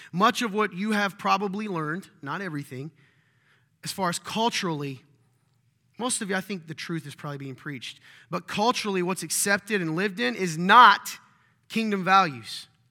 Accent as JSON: {"language": "English", "region": "the South", "country": "United States", "said": "I'm from the South"}